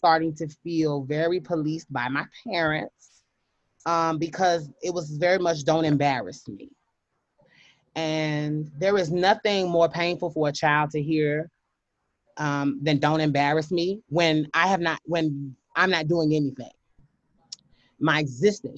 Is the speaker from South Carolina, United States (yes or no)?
yes; Hopkins, South Carolina, United States; also born or lived in Pinewood, South Carolina; I was raised in Hopkins, South Carolina, which is a suburb, one of the country cousin suburb of the city